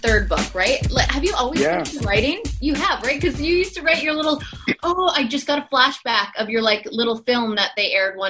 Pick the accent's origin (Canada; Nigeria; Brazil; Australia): Canada; I'm Canadian, he's Canadian, so there's that.